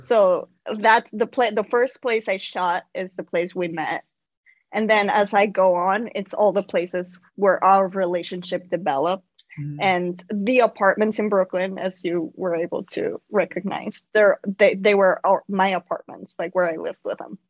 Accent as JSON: {"language": "English", "country": "Mexico", "tie": "born or raised there", "moved": "as an adult", "lives_now": "New York City, United States", "said": "I'm an immigrant. I I I'm originally from Mexico. I was born and raised in Mexico, and I moved uh, to New York City pretty young"}